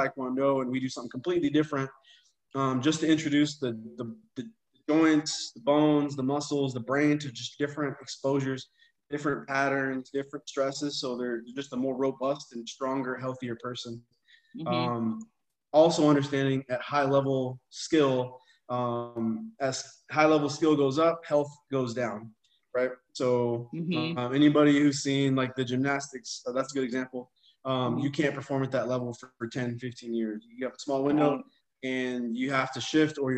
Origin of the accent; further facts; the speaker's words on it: Texas, United States; growing up in Texas